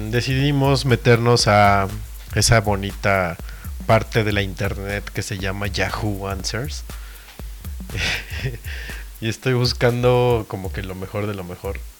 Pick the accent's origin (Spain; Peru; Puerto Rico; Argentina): Peru; Ay, no, bueno, es que como peruano.